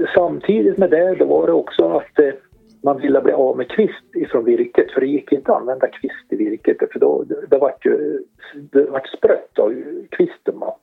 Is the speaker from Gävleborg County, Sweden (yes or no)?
yes; Hälsingland, Gävleborg County, Sweden; also born or lived in Arbro / Hudiksvall; Vi är ju hälsingar